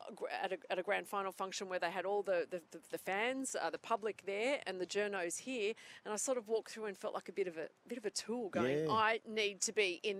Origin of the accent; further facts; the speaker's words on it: Auburn, New South Wales, Australia; I grew up in Auburn